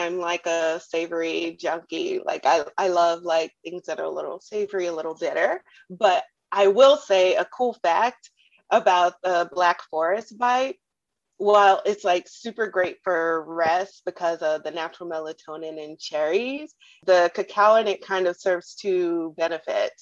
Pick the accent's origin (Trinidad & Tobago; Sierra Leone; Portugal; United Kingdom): Trinidad & Tobago; moved away; also born or lived in Germany; I'm from the Caribbean, and in Trinidad, turmeric is a spice that we use very often.